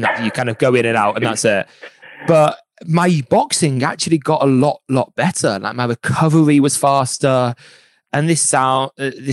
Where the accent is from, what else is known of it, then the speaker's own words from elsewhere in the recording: Birmingham, West Midlands, United Kingdom; I'm from Birmingham